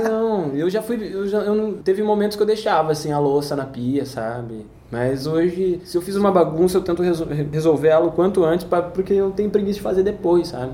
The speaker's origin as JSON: {"language": "Portuguese", "town": "Leme", "region": "São Paulo", "country": "Brazil", "tie": "born or raised there", "also_born_or_lived": "Araras / Araraquara", "moved": "as an adult", "said": "Eu, eu nasci em Araras, mas fui criado em Leme."}